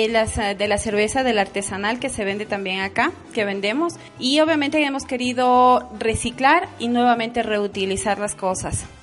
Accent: Saquisilí, Cotopaxi, Ecuador; moved away as an adult; now in Quito, Ecuador; desde que yo vine de la provincia de Cotopaxi. Yo soy de Saquicilí. Eh, vine acá cuando tenía 18 años. Entonces, desde que vine me radiqué acá en San Blas

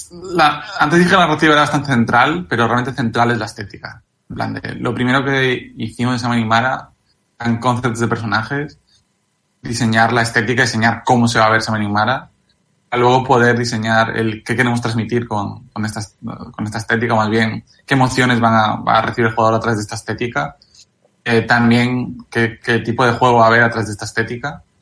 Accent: Galicia, Spain; Y, de hecho, yo soy gallego

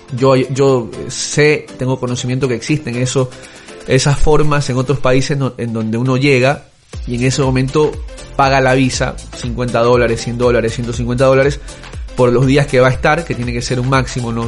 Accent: Ecuador; yo soy de Ecuador

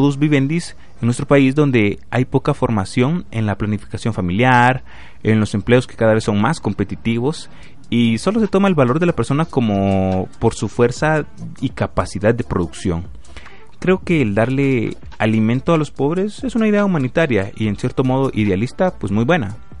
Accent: Guatemala; como guatemalteco sí me preocupa

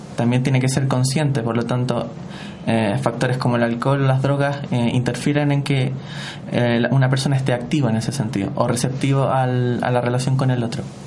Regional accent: Santiago, Santiago Metropolitan Region, Chile; soy de Santiago, vivo en la comuna de Ñuñoa.

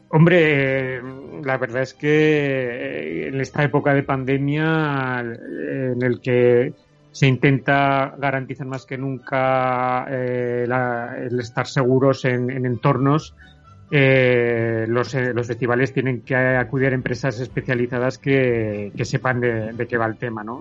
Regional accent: Tarazona, Aragon, Spain; mi pueblo, en Tarazona, Tarazona de Aragón

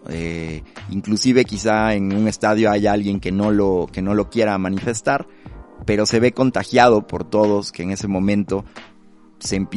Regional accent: Mexico; algo muy mexicano que nos caracteriza

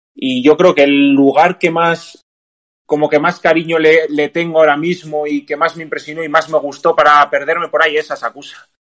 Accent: Basque Country, Spain; de aquí, de aquí, de Euskadi, que es de donde soy yo

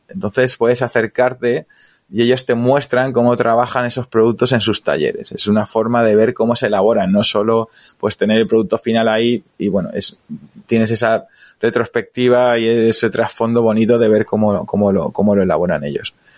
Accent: Alicante, Valencian Community, Spain; yo soy de Alicante

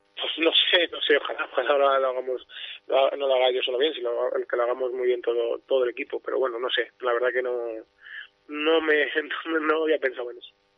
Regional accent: Valladolid, Castile and León, Spain; somos de Valladolid, pues la mayoría pues vivimos aquí

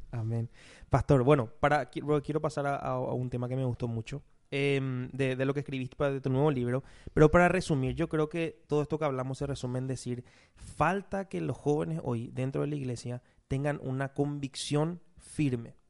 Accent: Paraguay; los paraguayos de repente somos sociables

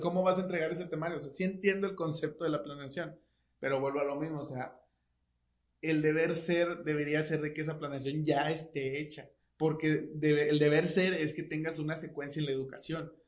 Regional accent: Mexico; nosotros como mexicanos

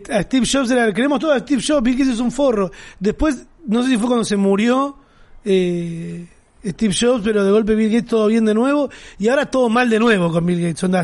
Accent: Argentina; soy italo argentino

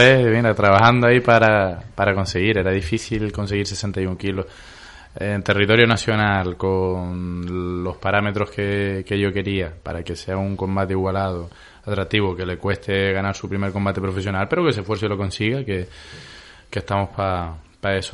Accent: La Palma, Canary Islands, Spain; somos canarios, nosotros compartimos tierra, pero los palmeros, eh, si tenemos una cualidad es que somos duros como la TEA

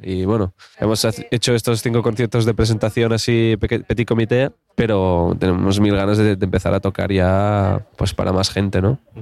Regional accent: Alt Empordà, Catalonia, Spain; yo soy del Alampordá

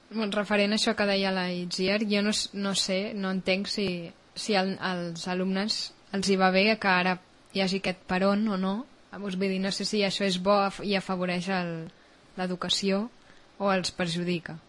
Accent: Catalonia, Spain; som catalans

